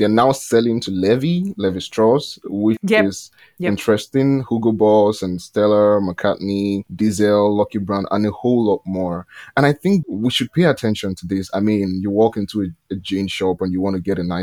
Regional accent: Nigeria; I'm from Nigeria.

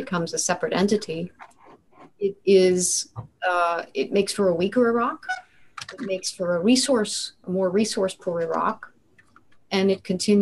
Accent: United States; I feel as an American

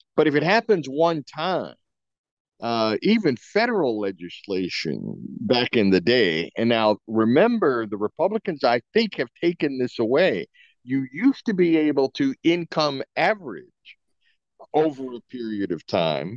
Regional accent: Kentucky, United States; now in Massachusetts, United States; I was born and raised in Kentucky

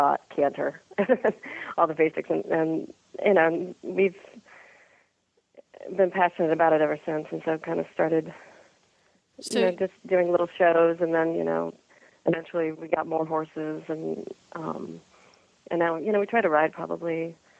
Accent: Midwest, United States; now in California, United States; I grew up in the Midwest

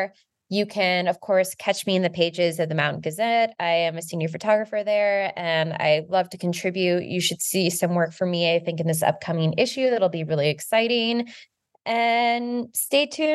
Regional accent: United States; the way that we grew up in the United States

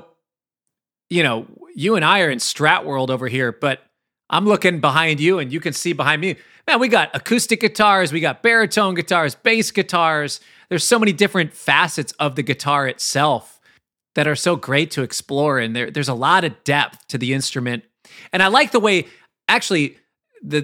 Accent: Minneapolis, Minnesota, United States; me growing up in Minneapolis

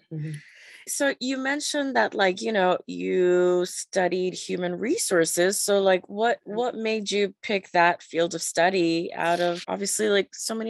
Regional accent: New York, United States; born or raised there; also born or lived in Panama

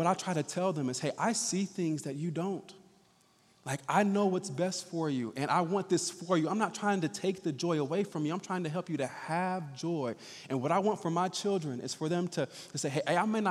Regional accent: Indianapolis, Indiana, United States; I was born and raised right here in Indianapolis

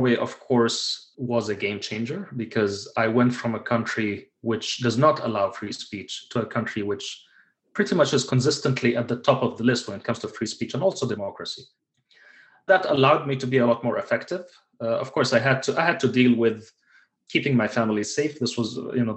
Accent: United Arab Emirates; moved away as an adult; also born or lived in Kuwait; I lived my entire life in the United Arab Emirates. Even though I was born in Kuwait

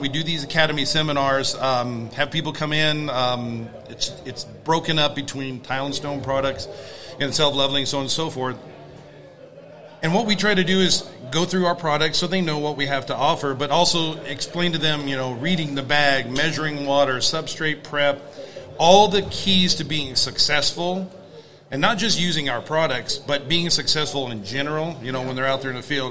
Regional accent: Sacramento, California, United States; I'm from Sacramento, California

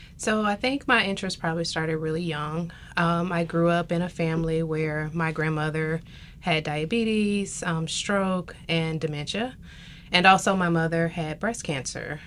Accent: Tuskegee, Alabama, United States; moved away as an adult; now in South Carolina, United States; I am from Tuskegee, Alabama

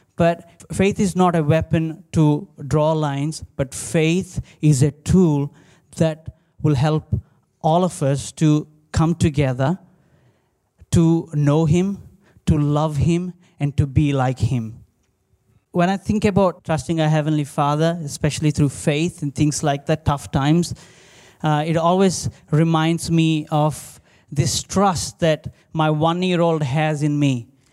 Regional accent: India; now in Australia; growing up in India

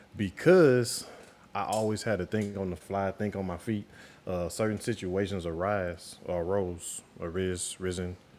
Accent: St. Louis, Missouri, United States; moved away; I'm originally from St. Louis, Missouri, um, from the Show Me State

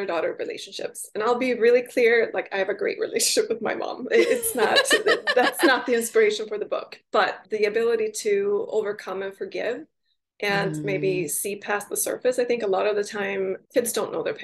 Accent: Sweden; also born or lived in Pacific Northwest; now in Seattle area, United States; I grew up in Sweden

